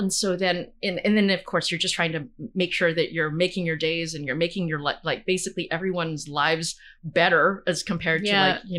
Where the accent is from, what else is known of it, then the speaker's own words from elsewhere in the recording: Brandon, Manitoba, Canada; I remember someone saying, no one comes from Brandon. And I remember piping up and saying, well, I come from Brandon.